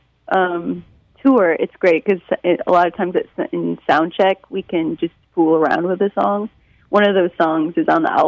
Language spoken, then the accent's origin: English; Detroit, Michigan, United States; now in New York, United States; growing up in Detroit